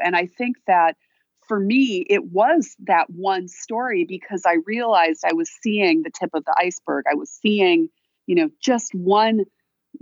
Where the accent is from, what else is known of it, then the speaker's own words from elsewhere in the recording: Wisconsin, United States; moved away; also born or lived in Illinois; I'm a Midwesterner, you know, I'm from Wisconsin